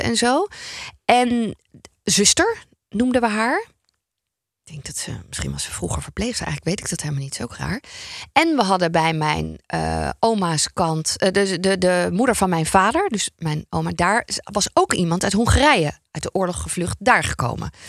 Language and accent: Dutch; North Brabant, Netherlands; ik kom ook uit Brabant